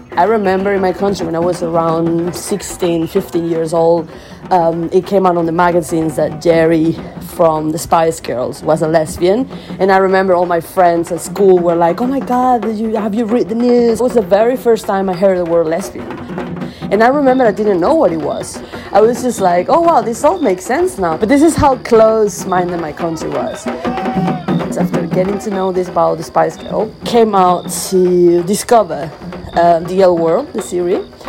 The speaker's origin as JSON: {"language": "English", "country": "Venezuela", "tie": "born or raised there", "moved": "yes", "said": "I was born in Venezuela"}